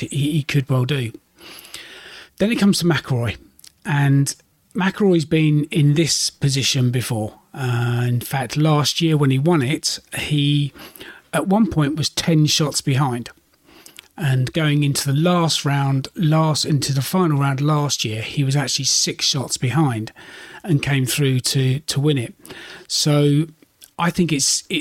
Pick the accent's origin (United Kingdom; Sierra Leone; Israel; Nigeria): United Kingdom; being a Brit